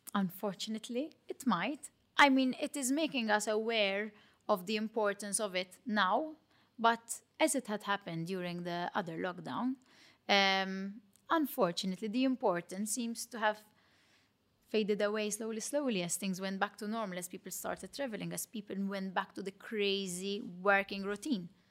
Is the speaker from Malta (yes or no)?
yes; Malta; accent: Matab girl; my Matab girl accent